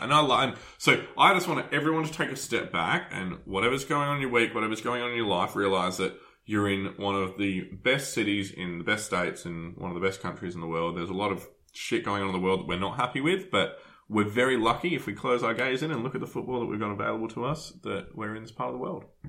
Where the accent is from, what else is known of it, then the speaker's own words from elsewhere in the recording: Adelaide, South Australia, Australia; now in Melbourne, Australia; I'm from Adelaide